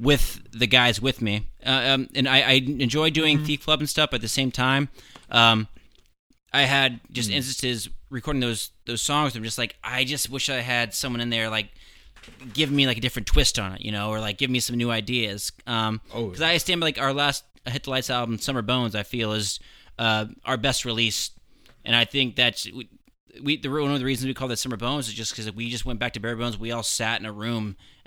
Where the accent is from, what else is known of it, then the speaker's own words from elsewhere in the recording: Ohio, United States; moved away; I'm from Ohio originally